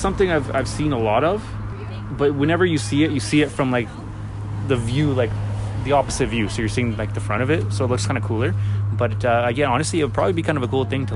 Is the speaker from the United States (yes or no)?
no; Surrey, British Columbia, Canada; I'm born and raised in Surrey